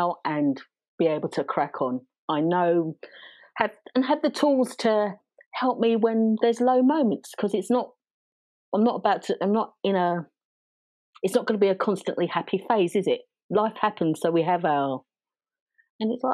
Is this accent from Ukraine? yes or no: no; London, United Kingdom; I talk like this because I was raised in South East London